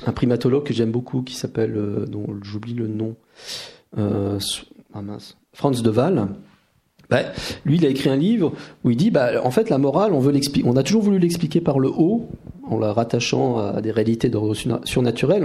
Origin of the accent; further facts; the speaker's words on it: France; chez nous en France